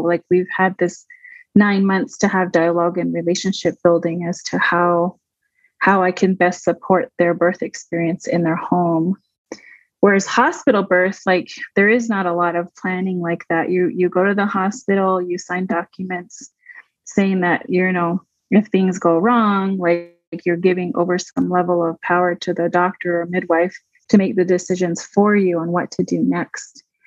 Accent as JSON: {"language": "English", "town": "Waterflow", "region": "New Mexico", "country": "United States", "tie": "born or raised there", "said": "I grew up mostly in the Waterflow Four Corners area, New Mexico."}